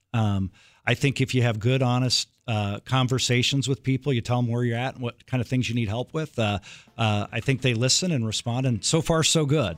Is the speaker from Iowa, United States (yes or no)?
yes; Iowa, United States; moved away; also born or lived in Kansas; I grew up in Iowa, and then I moved to Kansas